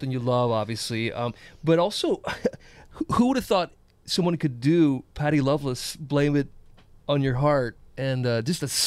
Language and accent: English; South Carolina, United States; I grew up in South Carolina